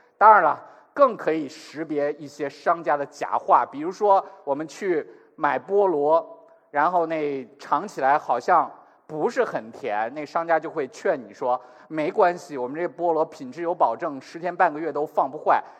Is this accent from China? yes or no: yes; China; 我们中国人